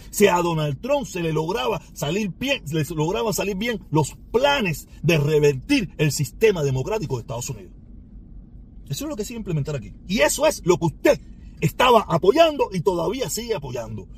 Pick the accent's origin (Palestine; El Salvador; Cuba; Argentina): Cuba; moved away; mi patria ah, donde yo nací, ¿me entiendes? Donde sí tengo una pila de generaciones